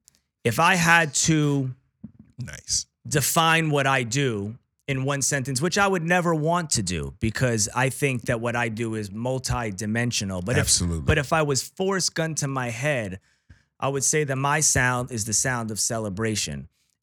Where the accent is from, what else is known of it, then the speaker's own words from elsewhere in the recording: New York, United States; I was too young, but I followed it, obviously, right? As a New Yorker.